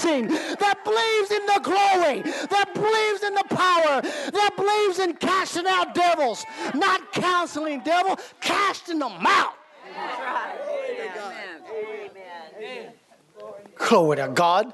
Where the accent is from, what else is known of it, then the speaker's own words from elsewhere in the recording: Kentucky, United States; I grew up in Kentucky